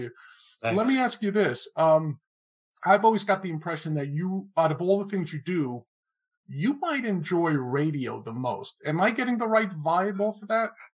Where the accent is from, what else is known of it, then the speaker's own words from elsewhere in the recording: New York City, New York, United States; also born or lived in Queens, New York; I was born in the Bronx, and raised in the Bronx, not too far from Yankee Stadium